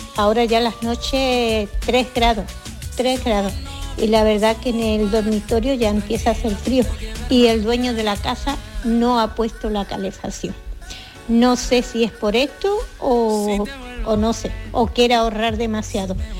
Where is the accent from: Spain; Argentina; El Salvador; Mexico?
Spain; Andalusia; now in Fribourg, Switzerland; mi marido y yo somos andaluces